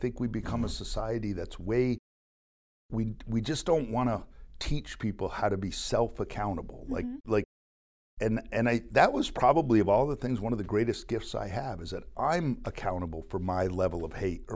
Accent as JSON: {"language": "English", "town": "Plattsburgh", "region": "New York", "country": "United States", "tie": "born or raised there", "said": "growing up in Plattsburgh, New York, for me, is the air base was here when I was growing up"}